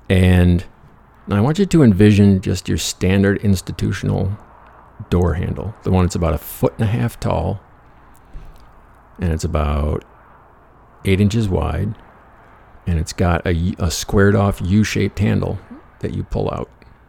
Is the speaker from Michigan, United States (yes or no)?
yes; Michigan, United States; scholarship to Central Michigan, basketball scholarship, the Chippewas, a little tiny school just north of my hometown, which was nowhere as far as shit to do.